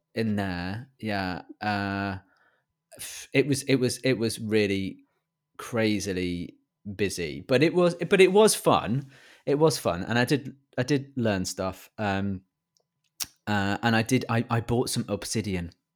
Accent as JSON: {"language": "English", "region": "England", "country": "United Kingdom", "accent": "British"}